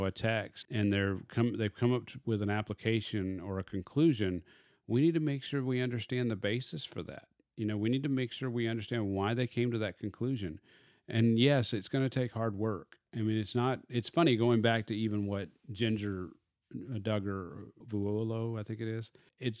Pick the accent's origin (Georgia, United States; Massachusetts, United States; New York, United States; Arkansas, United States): Arkansas, United States; I call it a bed table. Oh, because I am from Arkansas.